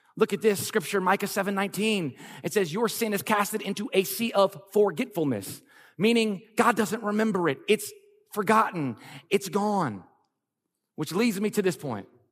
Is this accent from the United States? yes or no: yes; Lafayette, Louisiana, United States; moved away as an adult; also born or lived in California; We're both born and raised in Lafayette, Louisiana